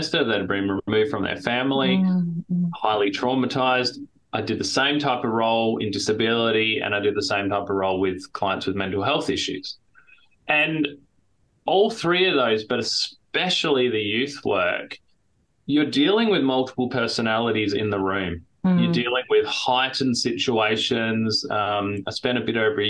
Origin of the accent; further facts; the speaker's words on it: Adelaide, South Australia, Australia; moved away as an adult; now in Minnesota, United States; we moved here from Adelaide, South Australia, which is where I'm from, which is where I was born and spent my whole life